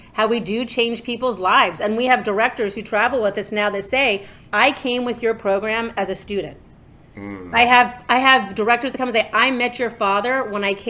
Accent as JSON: {"language": "English", "region": "New York", "country": "United States", "tie": "born or raised there", "said": "growing up in New York, my dad and my mom were always big supporters of the arts"}